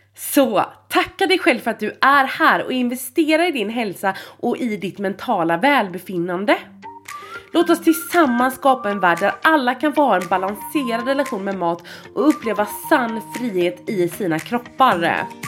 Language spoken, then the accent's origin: Swedish; Gothenburg, Västra Götaland, Sweden; jag är från Göteborg